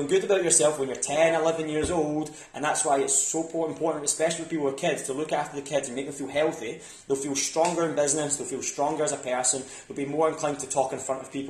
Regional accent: Scotland, United Kingdom; I'm obviously from Scotland

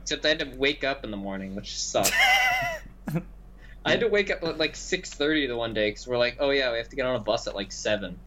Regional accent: Canada; we're Canadian

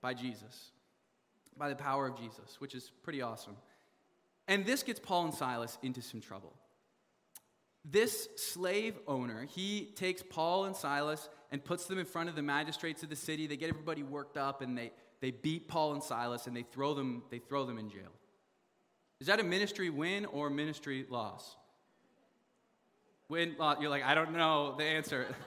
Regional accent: Canada; I'm from Canada

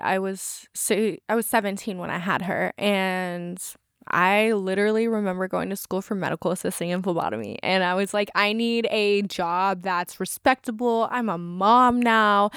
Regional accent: California, United States; moved away; I grew up in California

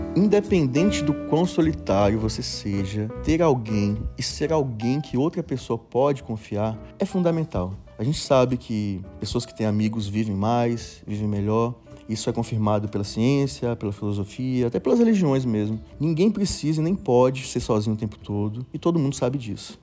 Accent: Eunápolis, Bahia, Brazil; moved away as an adult; also born or lived in Itabuna; now in Rio de Janeiro, Brazil; Eu sou da Bahia, sou de uma cidadezinha

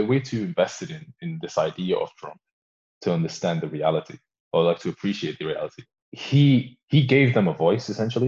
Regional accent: Warrington, North West England, United Kingdom; also born or lived in Sudan / Belgium; I'm from Warrington

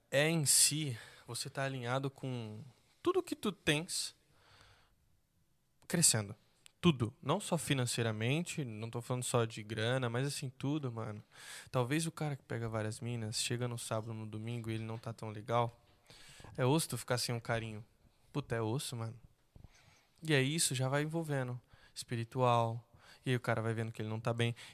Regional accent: São Paulo, Brazil; Tô falando porque eu vim de São Paulo, mano, então, tipo, é grau de moto, é baile funk, é muita mina, é rolê, droga, bebida.

